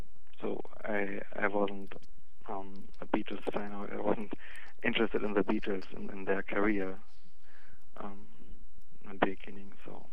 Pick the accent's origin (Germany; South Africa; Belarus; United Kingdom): Germany; Northern Germany; English is a second language; Near Hamburg.